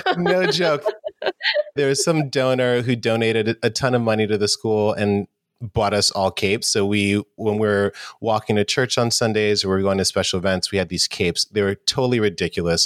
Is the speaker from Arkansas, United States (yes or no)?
no; New York City, New York, United States; I grew up in New York City and New York in the 80s was definitely had its challenges, it was a little rough. I grew up in Harlem as well.